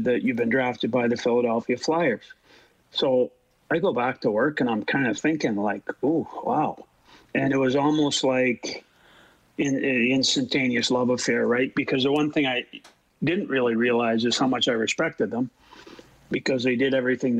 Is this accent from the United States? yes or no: no; Canada; being Canadian